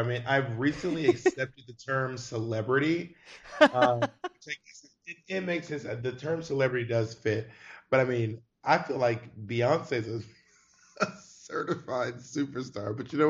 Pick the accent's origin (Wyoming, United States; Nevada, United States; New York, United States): New York, United States; New York City; now in Los Angeles, United States; And I'm also, as a New Yorker, I'm really not an outdoors person. I wasn't one of those New Yorkers who was like walking down at the Chelsea Piers.